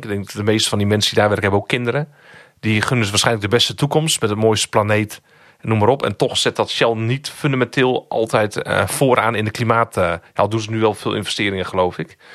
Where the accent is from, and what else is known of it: Netherlands